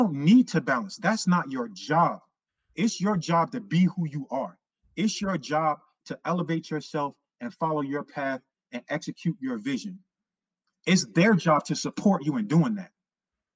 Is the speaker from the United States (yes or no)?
yes; New York City, New York, United States; I grew up in Harlem right over the bridge